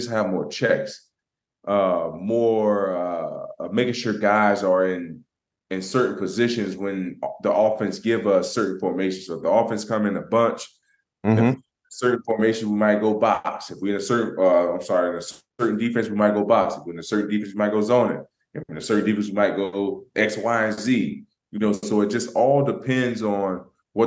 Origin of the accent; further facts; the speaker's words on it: Florida, United States; moved away as an adult; now in Pittsburgh, United States; I'm from Florida